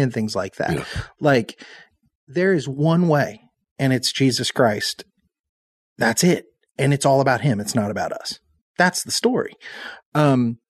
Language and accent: English; Southern Indiana, United States; I'm a hillbilly. I'm from Southern Indiana